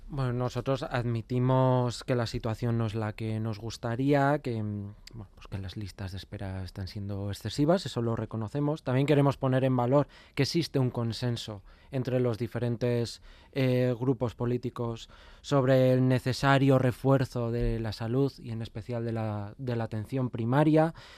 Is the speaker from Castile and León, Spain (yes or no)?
no; Navarre, Spain; nuestra tierra